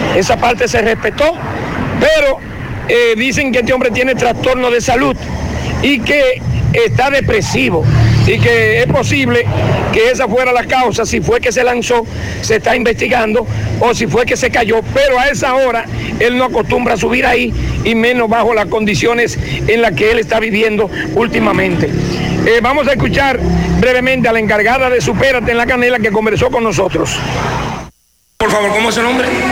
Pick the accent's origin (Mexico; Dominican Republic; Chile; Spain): Dominican Republic; nosotros los dominicanos